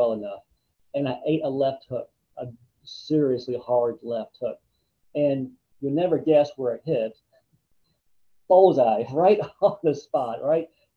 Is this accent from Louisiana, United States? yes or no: no; Ohio, United States; I grew up in Ohio, which had Cedar Point